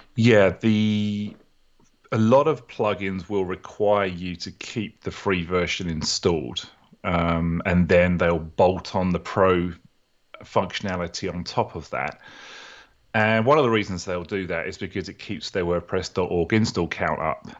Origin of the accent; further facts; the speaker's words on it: United Kingdom; accent: British; moved away as an adult; also born or lived in New Orleans, Louisiana, United States; now in Atlanta, United States; originally from the U K, as you can tell from my accent, very similar to your accent. And I moved to the U S about sixteen years ago